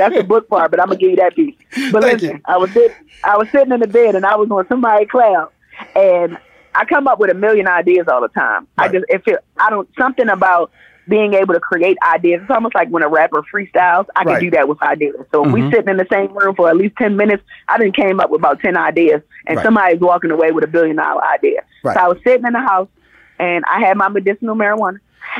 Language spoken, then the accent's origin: English; Jamaica; I'm not a chef. I just like to cook. It's a passion project. I'm Jamaican. I like food.